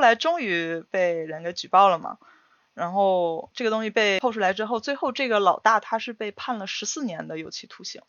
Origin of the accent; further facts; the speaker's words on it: Northeast China, China; moved away as an adult; now in Japan; 我是东北人嘛，就嗯。东北那边喝酒是很，挺狠的